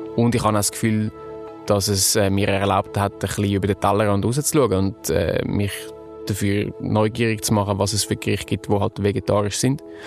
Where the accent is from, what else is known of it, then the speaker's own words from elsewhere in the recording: Zurich, Switzerland; ich bin 28, geboren und aufgewachsen in Zürich